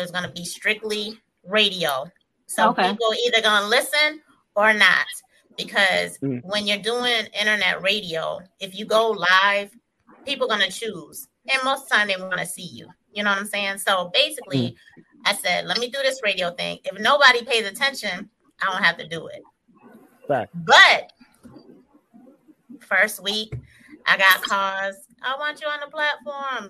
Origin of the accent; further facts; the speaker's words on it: Syracuse, New York, United States; also born or lived in Elmira, New York; now in Atlanta, United States; I'm from Syracuse, New York. I was born in Elmira, New York, and then we moved to Syracuse when I was four